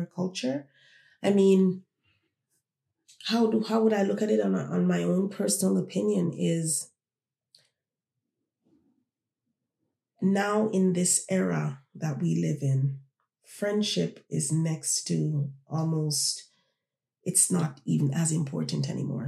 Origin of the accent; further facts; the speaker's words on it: Toronto, Ontario, Canada; also born or lived in Jamaica; I was born in Jamaica. I grew up here in Toronto.